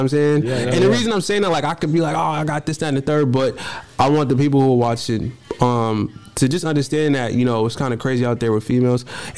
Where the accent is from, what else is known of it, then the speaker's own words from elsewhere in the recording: Cambridge, Massachusetts, United States; also born or lived in Malden; I'm from North Cambridge.